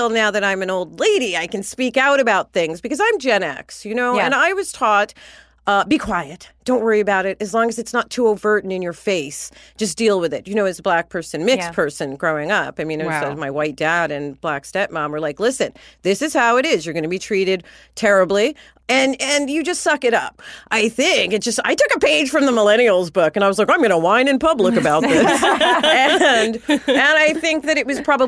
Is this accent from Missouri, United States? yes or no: no; New York, United States; now in Los Angeles, United States; I'm from New York, but I live here